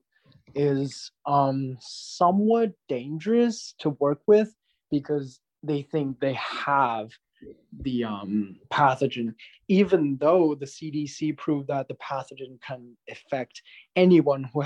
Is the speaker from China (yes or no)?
yes; China; now in United States; when we go back to China